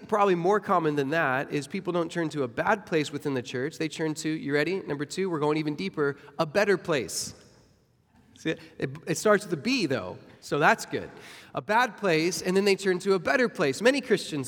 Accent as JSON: {"language": "English", "region": "Arizona", "country": "United States", "moved": "as an adult", "lives_now": "Florida, United States", "said": "now that I live in Florida, I'm from Arizona, and so I remember the first 8 days we moved to Florida 7 years ago"}